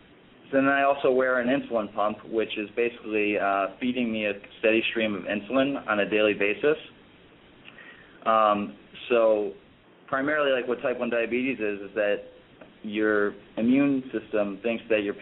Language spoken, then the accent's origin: English; Chicago, Illinois, United States; So when I, because I'm originally from Chicago, and I started my first 2 years off in college down in Florida at Florida Atlantic University, and I decided to come back to Chicago because I missed home.